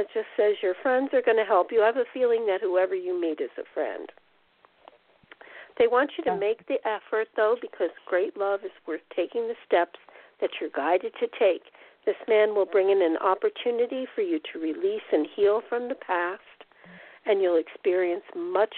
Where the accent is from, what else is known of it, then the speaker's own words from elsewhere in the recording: New Jersey, United States; now in Texas, United States; New Jersey. I'm from Jersey